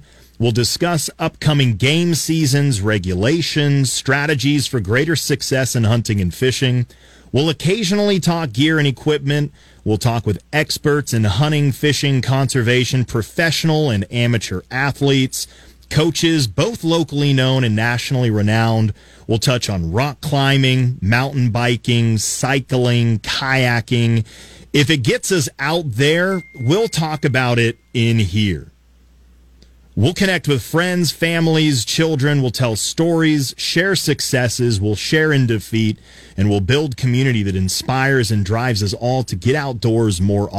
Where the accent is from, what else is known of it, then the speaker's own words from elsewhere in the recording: Colorado Springs, Colorado, United States; I grew up in Colorado Springs, just a couple of miles from Garden of the Gods, those beautiful red rock sculptures in Colorado Springs, Colorado.